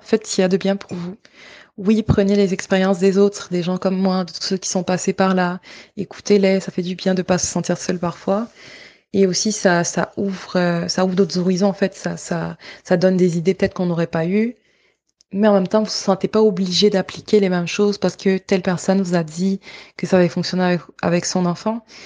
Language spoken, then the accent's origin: French; Côte d’Ivoire; moved away; de là où je viens, en Côte d'Ivoire